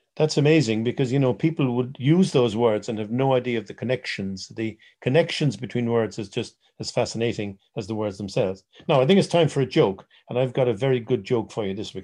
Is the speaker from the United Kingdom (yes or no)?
no; Ireland; being Irish